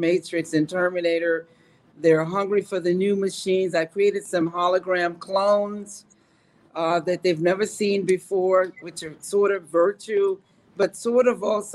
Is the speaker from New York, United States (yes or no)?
yes; New York, United States; I'm a New Yorker.